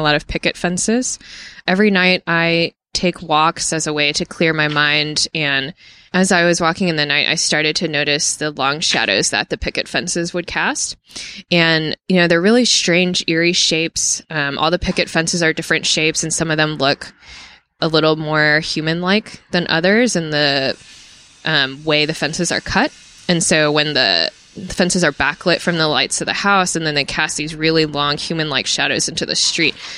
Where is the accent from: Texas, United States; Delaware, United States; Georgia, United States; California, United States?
Texas, United States; Spring; moved away as an adult; also born or lived in East Coast; I grew up in Spring